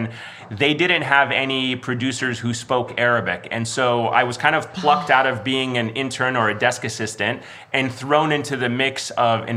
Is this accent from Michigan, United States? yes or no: yes; Detroit, Michigan, United States; moved away; also born or lived in Egypt / Georgia, United States / Washington D.C.; I was born in Egypt, and at the age of five, we first moved to Detroit, Michigan. Our first entry point into the United States was Detroit, Michigan. So I grew up as a Detroit Lions, Detroit Red Wings, Detroit Pistons fans in the 80s